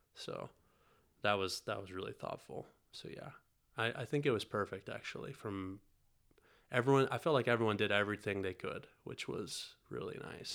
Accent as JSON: {"language": "English", "region": "North Carolina", "country": "United States", "tie": "born or raised there", "also_born_or_lived": "Italy", "moved": "yes", "said": "I grew up in North Carolina"}